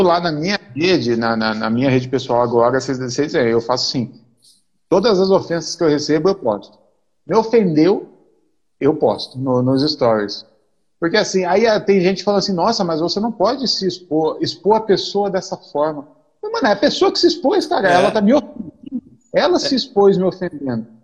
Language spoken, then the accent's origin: Portuguese; Mogi, São Paulo, Brazil; Eu sou de Mogi